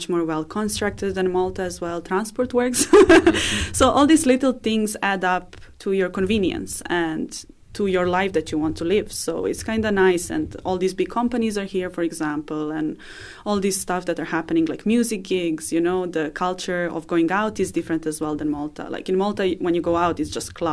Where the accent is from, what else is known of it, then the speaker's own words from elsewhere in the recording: Belgrade, Serbia; English is a second language; moved away as an adult; now in Dublin, Ireland; I grew up in the capital. I grew up in Belgrade